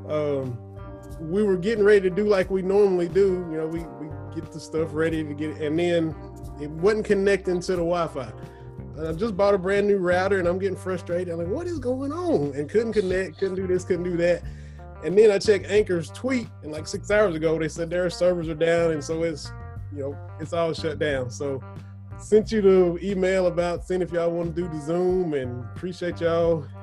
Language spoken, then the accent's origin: English; Lynch, Kentucky, United States; I'm born and raised just a hop and a jump down from y'all. I'm from Harlan County, from over in Lynch. Went to Cumberland High School